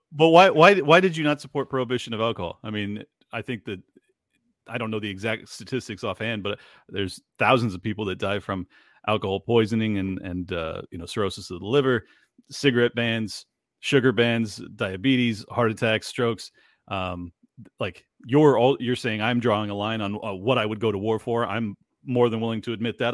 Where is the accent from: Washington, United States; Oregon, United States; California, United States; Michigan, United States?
California, United States; San Diego; moved away as an adult; now in Miami, United States; I was born and raised in San Diego, California. I moved out to Miami when the lockdowns happened.